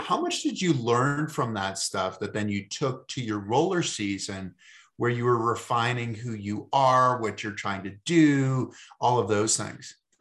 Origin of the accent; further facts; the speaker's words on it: Massachusetts, United States; I come from Massachusetts